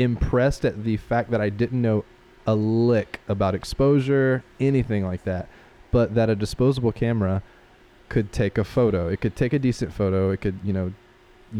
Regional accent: Spartanburg, South Carolina, United States; now in Greenville, United States; I grew up in Spartanburg

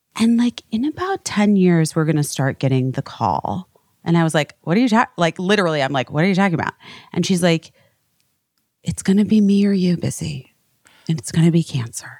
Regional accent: West Coast, United States; moved away; I'm really from the West Coast

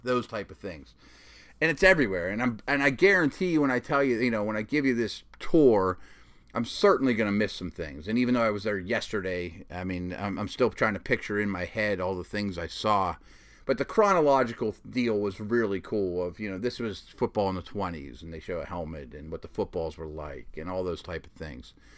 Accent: Pittsburgh, Pennsylvania, United States; growing up in Pittsburgh

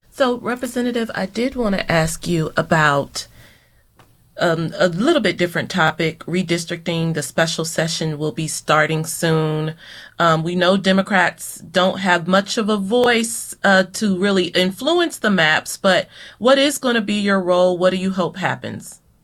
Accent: Louisville, Kentucky, United States; moved away; also born or lived in Tampa / Atlanta; my hometown, the Louisville Cardinals.

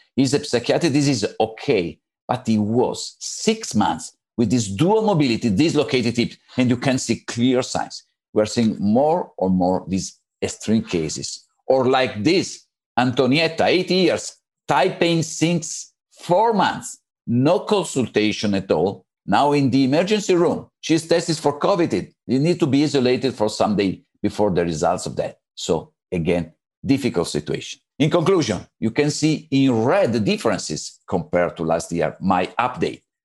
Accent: Italy; from Italy. I work in Galeazzi in Milan Istituto Ortopedico

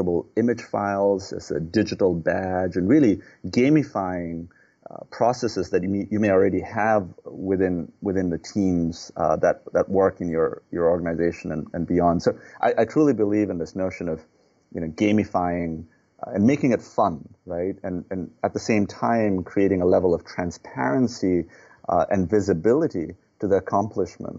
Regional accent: Nepal; now in United States; I'm a U.S. citizen, but I was born in Nepal.

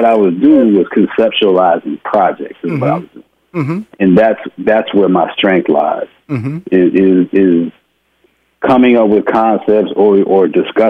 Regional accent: Houston, Texas, United States; I'm a boy from Houston, Texas.

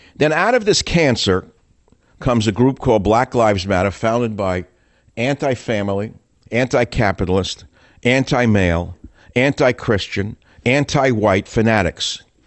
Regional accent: New York, United States; moved away as an adult; now in California, United States; I'm a guy from New York who went west

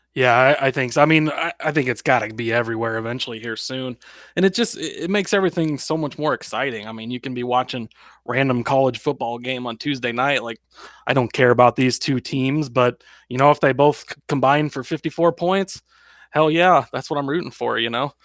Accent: Lincoln, Nebraska, United States; I'm from Lincoln, Nebraska

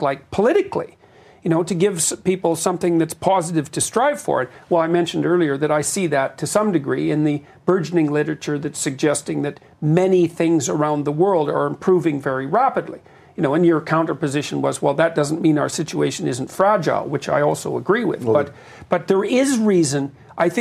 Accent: Canada; I'm a Canadian

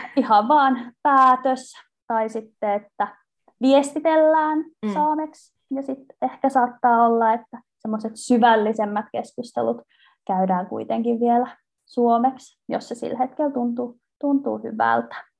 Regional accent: Vantaa, Uusimaa, Finland; moved away; also born or lived in Turku / Oulu; mä olen kotoisin Vantaalta

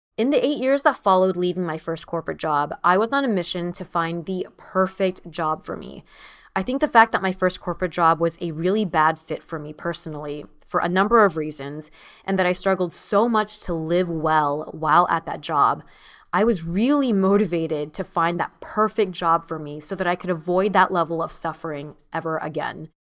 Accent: United States; my sister and I are the first in our family to be born and raised in the United States

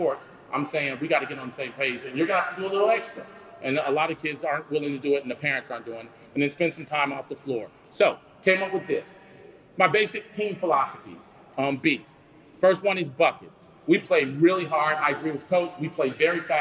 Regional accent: Wilmington, North Carolina, United States; I'm from Wilmington

